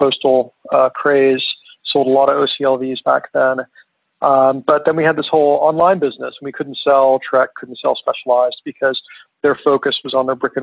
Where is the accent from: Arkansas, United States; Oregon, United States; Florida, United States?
Arkansas, United States; Little Rock; moved away as an adult; now in Park City, United States; working in a bike shop in my hometown of Little Rock, Arkansas